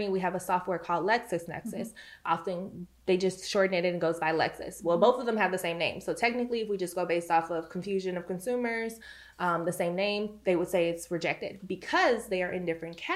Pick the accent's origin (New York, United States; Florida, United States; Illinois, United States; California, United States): Illinois, United States; Chicago; I'm from Chicago. And so in my home state of Illinois